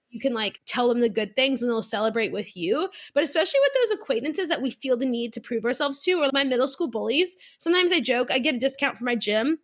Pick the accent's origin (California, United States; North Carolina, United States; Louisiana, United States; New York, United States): Louisiana, United States; South; I grew up in South Louisiana, public school girl